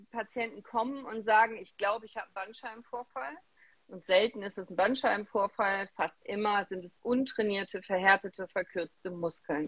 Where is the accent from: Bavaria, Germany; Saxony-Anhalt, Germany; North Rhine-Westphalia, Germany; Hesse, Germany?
North Rhine-Westphalia, Germany; Remscheid; ich komme aus Remscheid, ich bin in Remscheid geboren.